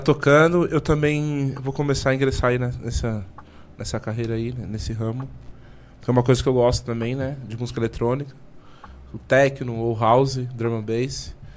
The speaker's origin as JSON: {"language": "Portuguese", "country": "Brazil", "said": "eu, por ser brasileiro"}